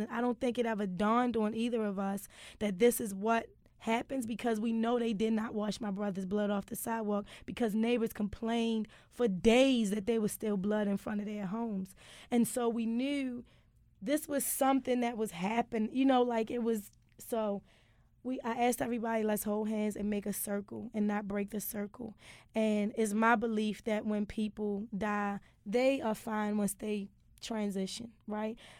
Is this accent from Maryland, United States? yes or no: yes; Baltimore, Maryland, United States; I'm from West Baltimore